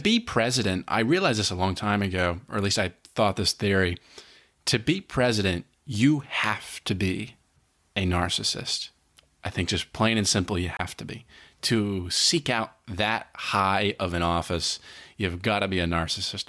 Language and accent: English; Collegeville, Pennsylvania, United States; born or raised there